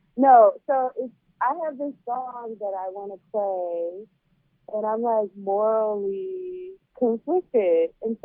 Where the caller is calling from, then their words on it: St. Louis, Missouri, United States; Well, I'm dying in from St. Louis.